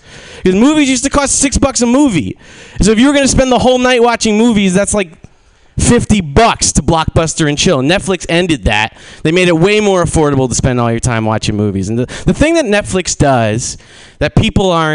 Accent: New Jersey, United States; moved away as an adult; now in San Francisco, United States; I'm from New Jersey, and I moved to San Francisco a couple years ago

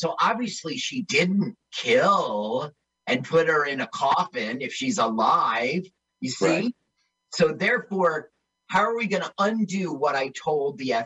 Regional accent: East Orange, New Jersey, United States; I grew up in East Orange.

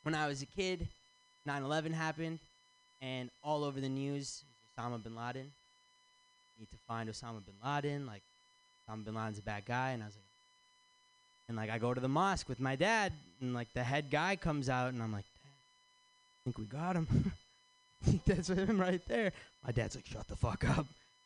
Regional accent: Michigan, United States; moved away as an adult; now in San Francisco, United States; I'm from Michigan

